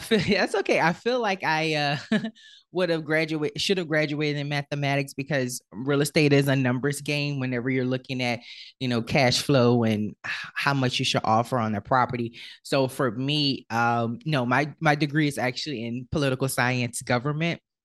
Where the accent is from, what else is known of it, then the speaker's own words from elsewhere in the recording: New Orleans, Louisiana, United States; I am originally from New Orleans, Louisiana, and unfortunately, in New Orleans, there is a huge issue with, um, with poverty. And so, I was born into the, uh, projects of New Orleans